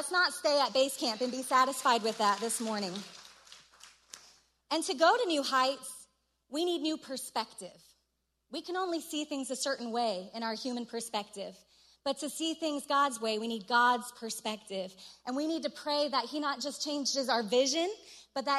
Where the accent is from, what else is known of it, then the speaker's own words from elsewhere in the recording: Colorado, United States; I'm from Colorado